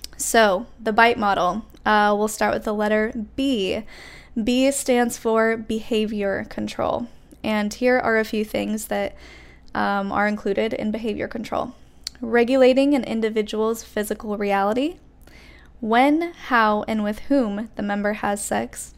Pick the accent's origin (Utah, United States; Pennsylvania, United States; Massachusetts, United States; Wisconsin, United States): Utah, United States; moved away; I grew up in Utah in a very small town where everyone was Mormon